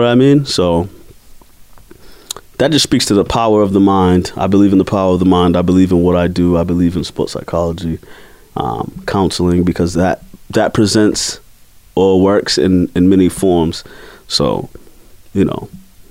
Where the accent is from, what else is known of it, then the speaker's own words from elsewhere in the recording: Boston, Massachusetts, United States; I'm from Mattapan, Dorchester, Roxbury